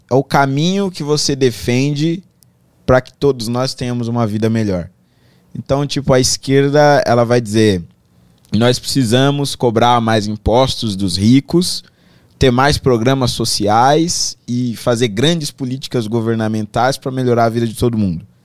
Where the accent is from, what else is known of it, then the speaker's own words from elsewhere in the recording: Carapicuíba, São Paulo, Brazil; eu nasci em São Paulo, mas fui criado lá